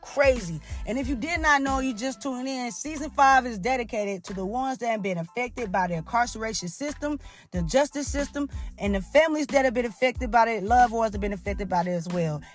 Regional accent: Mississippi, United States; I'm from Mississippi.

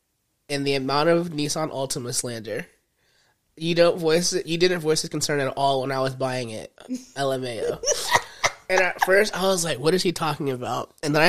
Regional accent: Yuba City, California, United States; If I'm in Sacramento, okay, so I'm like, from Yuba City. But if I'm outside of Sacramento, I'm from Sacramento.

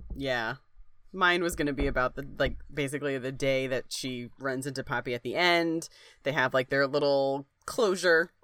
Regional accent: Springfield, United States; I grew up in Springfield

